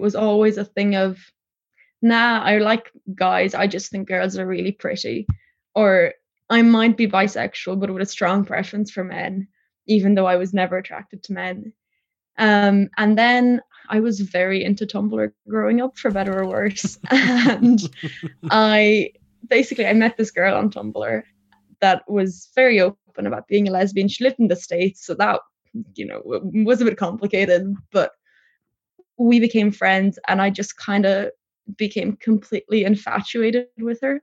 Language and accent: English; Tipperary, Munster, Ireland; born or raised there; also born or lived in Poland